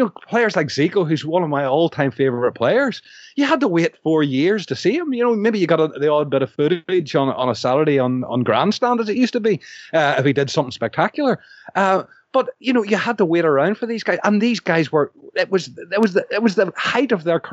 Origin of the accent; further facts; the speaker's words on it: Northern Ireland, United Kingdom; as a Northern Irish person